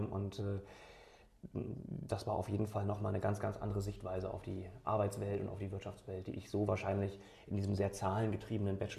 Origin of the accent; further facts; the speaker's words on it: Bremen, Germany; ich bin 35, bin Bremer, zwar äh, kurz vor den Toren Bremens geboren, aber äh, eigentlich seit 35 Jahren in Bremen